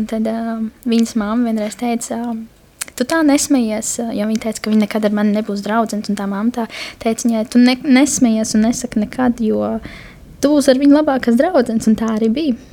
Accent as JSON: {"language": "Latvian", "town": "Kuldīga", "region": "Kurzeme", "country": "Latvia", "moved": "as an adult", "lives_now": "Jelgava, Latvia", "said": "oriģināls nāk no Kuldīgas, bet šobrīd uh, pēdējo pusotru gadu, divus gadus dzīvoju jau Jāgavā"}